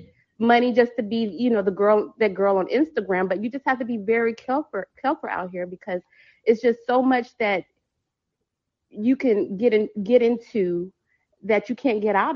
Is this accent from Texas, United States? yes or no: yes; Texas, United States; I'm from Texas